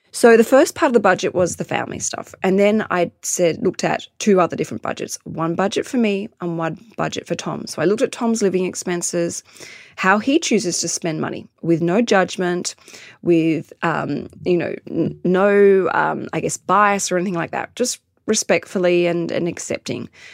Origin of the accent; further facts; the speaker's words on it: London, United Kingdom; now in Australia; I was born in London